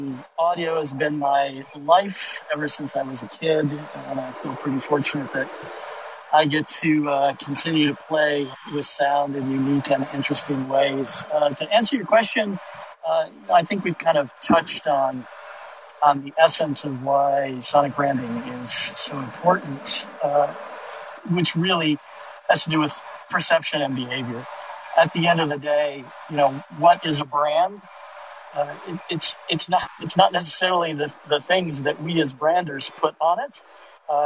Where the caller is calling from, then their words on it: Detroit, Michigan, United States; I'm joining you from Uber in Detroit.